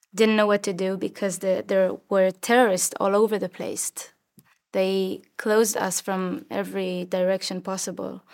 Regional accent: Rosh HaAyin, Central District, Israel; I was born and raised in Roshain, in the center of Israel

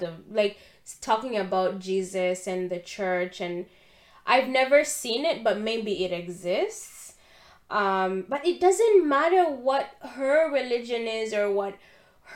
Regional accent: Uganda; being a Christian and an African person born and raised in Uganda

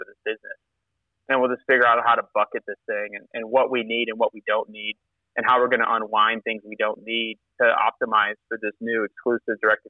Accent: Wisconsin, United States; moved away; I'm from Wisconsin

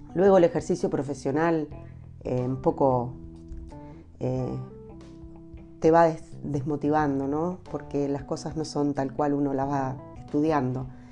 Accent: Argentina; moved away as an adult; now in Temuco, Chile; uno como argentina

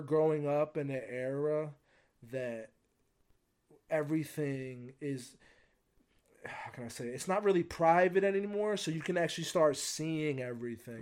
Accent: United States; I got to grow up in a great country

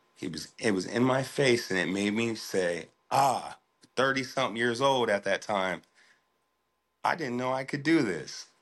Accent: Des Moines, Iowa, United States; I'm from, born and raised in Des Moines, Iowa.

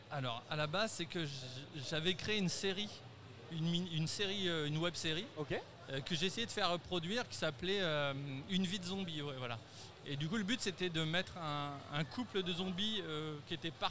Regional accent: Montbazon, Centre-Val de Loire, France; je suis de Montbazon.

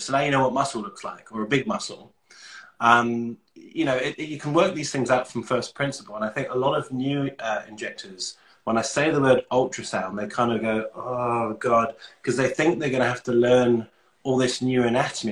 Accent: London, United Kingdom; moved away as an adult; also born or lived in Manchester; now in Australia; I'm from London. Uh, I moved to Australia in 2015

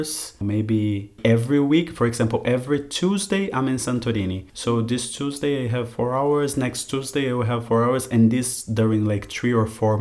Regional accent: Curitiba, Paraná, Brazil; moved away as an adult; I grew up in Curitiba, that's about like 100 kilometers from the coast

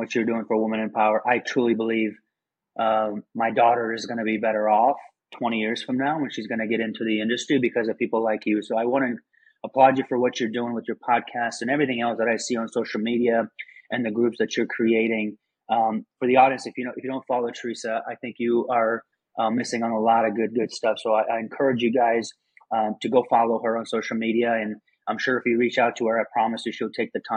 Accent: Afghanistan; moved away; I'm originally from Afghanistan.

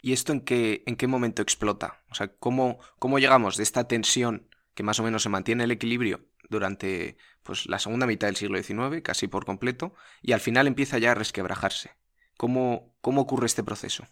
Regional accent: Spain

